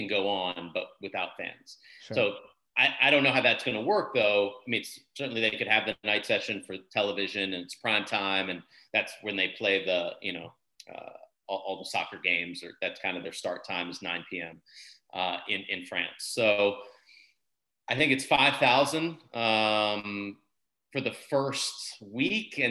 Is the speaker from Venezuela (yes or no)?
no; United States; as an American